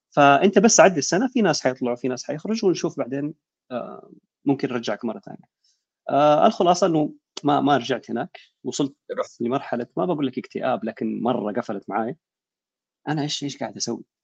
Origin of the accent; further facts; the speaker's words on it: Jeddah, Makkah Province, Saudi Arabia; عندنا بيحكوا نحن من جده آه سيول السيول عندنا الكباري بتقفل